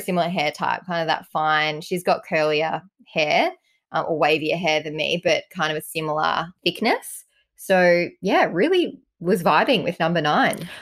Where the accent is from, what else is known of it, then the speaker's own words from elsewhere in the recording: Ireland; I'm Irish